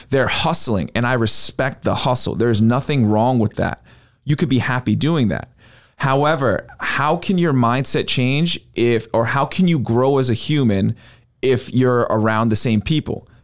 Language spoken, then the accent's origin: English; New York, United States; moved away; my hometown